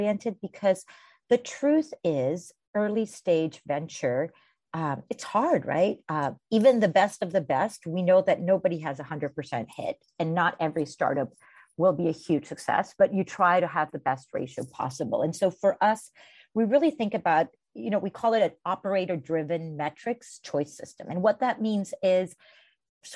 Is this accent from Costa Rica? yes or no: yes; Costa Rica; I was born and raised in Costa Rica